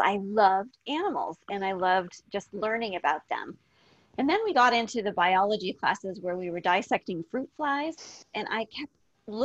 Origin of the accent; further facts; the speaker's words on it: Canada; moved away as an adult; also born or lived in Las Vegas, Nevada; I'm originally from Canada